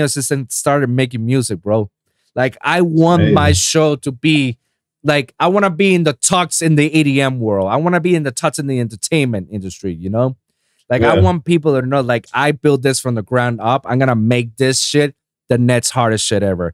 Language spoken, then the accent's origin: English; Puerto Rico; I'm 787 from Puerto Rico